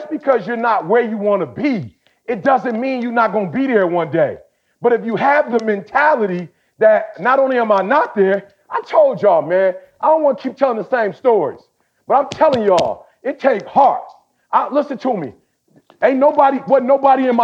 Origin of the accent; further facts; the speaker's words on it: United States; also born or lived in Chicago / Detroit; I'm from Chicago. I'm from the D